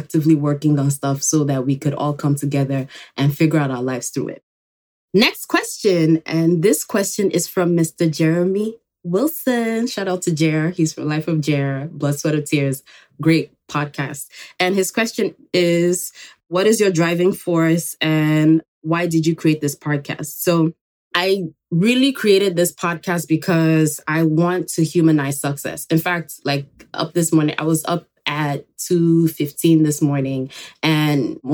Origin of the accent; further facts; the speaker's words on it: Nigeria; also born or lived in Enugu, Nigeria; now in New York, United States; I was born here in New York, but I actually grew up in Nigeria